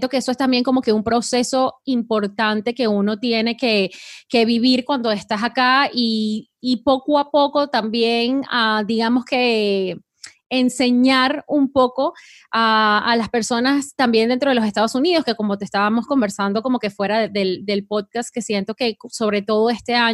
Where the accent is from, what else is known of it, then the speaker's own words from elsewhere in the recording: Colombia; now in United States; yo soy colombiana y eh, orgullosa de ser colombiana y tienes tu identidad.